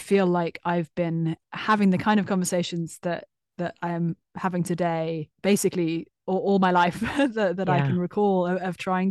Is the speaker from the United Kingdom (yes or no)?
yes; London, United Kingdom; So I grew up mostly in London.